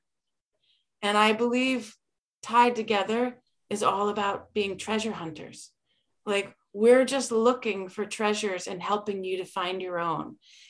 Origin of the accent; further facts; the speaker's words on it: Berlin, Connecticut, United States; I grew up in Berlin